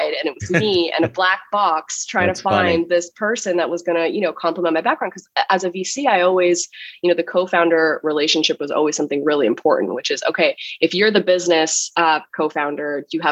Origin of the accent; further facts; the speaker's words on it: Ottawa, Ontario, Canada; moved away as an adult; also born or lived in Halifax, Nova Scotia / Toronto; now in New York, United States; I grew up in Ottawa, Canada